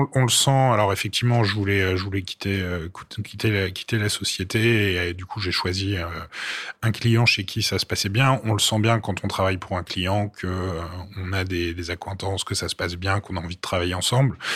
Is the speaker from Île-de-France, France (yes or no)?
yes; Paris, Île-de-France, France; also born or lived in Brittany; je suis parisien